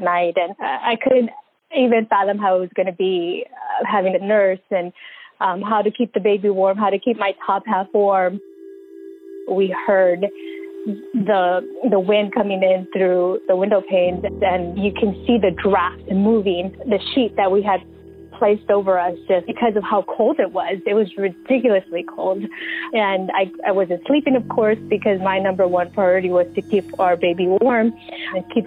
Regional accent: Houston, Texas, United States; I'm from Houston, Texas, born and raised.

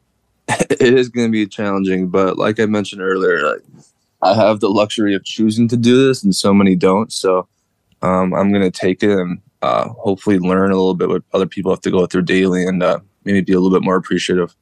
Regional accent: Winnipeg, Manitoba, Canada; moved away as an adult; now in Hamilton, Canada; Growing up in Winnipeg, I'm kind of, I'm kind of, I guess, used to the cold, you could say.

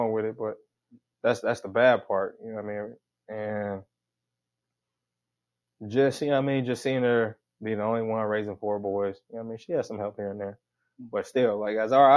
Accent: Sacramento, California, United States; Sacramento, California. The north side

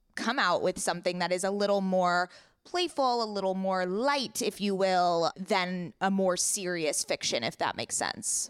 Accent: Coronado, California, United States; born or raised there

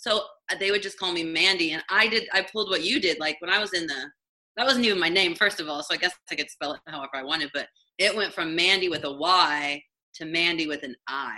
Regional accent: Indiana, United States; moved away as an adult; now in Los Angeles, United States; I'm from the Midwest. I'm from Indiana, a really, really tiny town in Indiana.

